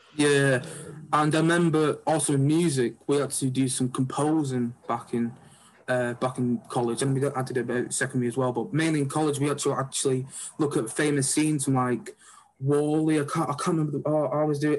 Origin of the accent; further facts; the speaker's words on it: Oldham, North West England, United Kingdom; I'm from Oldham, so I'm not that actually far from where yeah. Salford is, but I went to uh, I went to Sarwa School